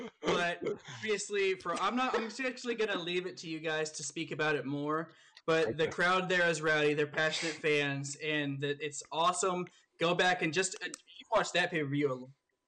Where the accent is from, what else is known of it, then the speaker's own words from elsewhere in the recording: Austin, Texas, United States; It's just my hometown location. It was the most local to me.